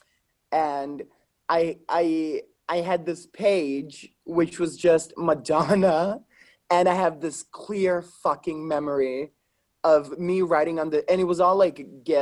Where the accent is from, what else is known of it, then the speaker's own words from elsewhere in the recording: Lombardy, Italy; moved away; I'm from Italy